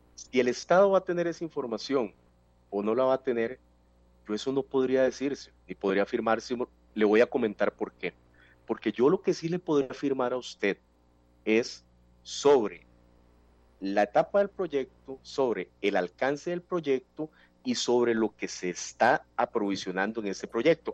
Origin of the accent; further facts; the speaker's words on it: Costa Rica; como costarricenses